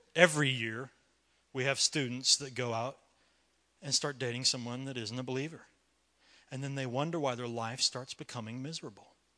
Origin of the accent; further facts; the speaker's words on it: United States; I love to be an American